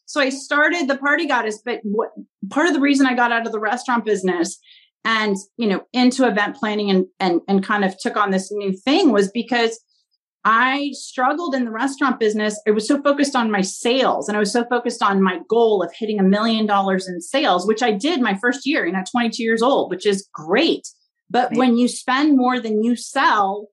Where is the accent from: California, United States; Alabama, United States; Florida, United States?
California, United States; Pasadena; also born or lived in Washington, D.C.; I grew up in Pasadena, California, which is, you know, home of the Rose Bowl and the Rose Parade. And I've lived here my whole life